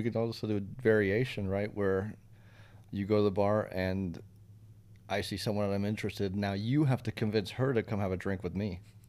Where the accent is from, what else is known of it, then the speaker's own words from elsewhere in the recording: Brazil; born there; also born or lived in Switzerland; I've lived in, you know, three continents. I was born in Brazil. I speak four languages.